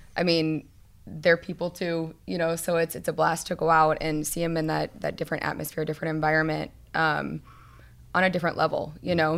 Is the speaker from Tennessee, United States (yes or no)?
no; Arizona, United States; I grew up in Arizona